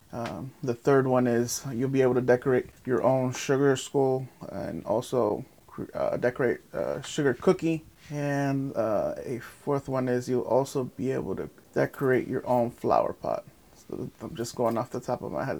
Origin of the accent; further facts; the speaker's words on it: Lake Worth, Florida, United States; also born or lived in Guatemala; I grew up in North F Street, North A Street, off of uh, literally the next block over, um, next to Hatch.